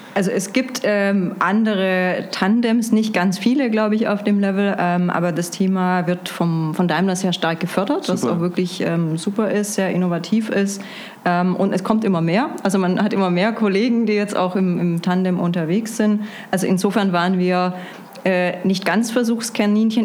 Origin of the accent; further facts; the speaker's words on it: Stuttgart, Baden-Württemberg, Germany; moved away as an adult; also born or lived in Munich / Berlin / Lisbon; Ursprünglich Stuttgart, ein schwäbisches Gewächs sozusagen